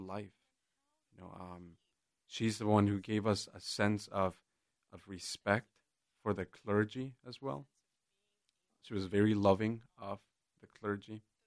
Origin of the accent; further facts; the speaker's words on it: Jalisco, Mexico; moved away; I'm originally from Jalisco, and I grew up in a very small town, just rural, as rural as as it can get